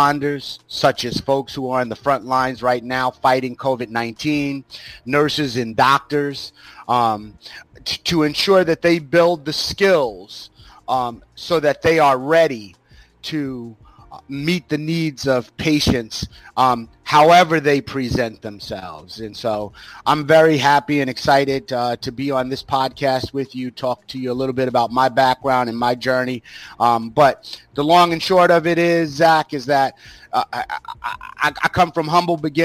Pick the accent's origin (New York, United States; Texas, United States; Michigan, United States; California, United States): New York, United States; Greenburgh; I grew up in Westchester County in New York City, in a very small town called Greenberg, New York